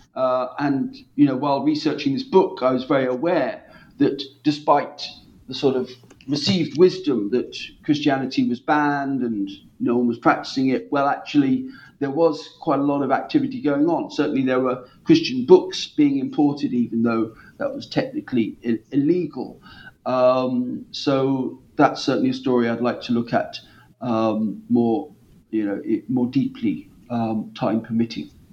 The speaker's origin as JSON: {"language": "English", "town": "Norwich", "region": "East of England", "country": "United Kingdom", "tie": "born or raised there", "said": "my hometown of Norwich"}